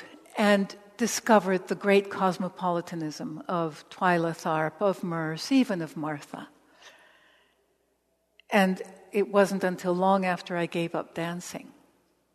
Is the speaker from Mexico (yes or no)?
yes; Mexico; moved away; also born or lived in Los Angeles, United States / Nicaragua / El Salvador / Paris; I grew up in Mexico, but also I grew up in Los Angeles